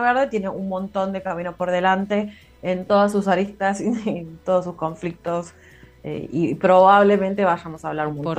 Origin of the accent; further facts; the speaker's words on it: Carmen de Patagones, Buenos Aires Province, Argentina; also born or lived in Viedma; yo soy de Patagones, pero nací en Viedma, del otro lado del río